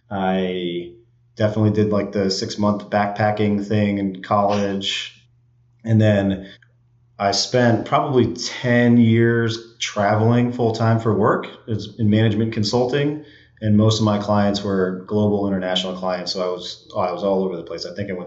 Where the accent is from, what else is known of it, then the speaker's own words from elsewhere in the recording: New York, United States; also born or lived in Boston; Yeah. So I grew up in and around New York area, I would say. We moved around a ton.